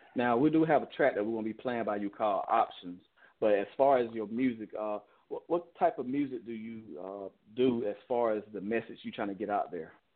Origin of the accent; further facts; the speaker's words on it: Chicago, Illinois, United States; I'm from Chicago